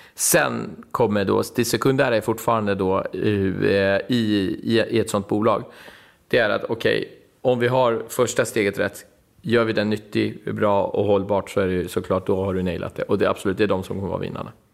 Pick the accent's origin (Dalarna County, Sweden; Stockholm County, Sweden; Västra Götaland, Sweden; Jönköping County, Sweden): Stockholm County, Sweden; Stockholm; jag är från Husby och från orten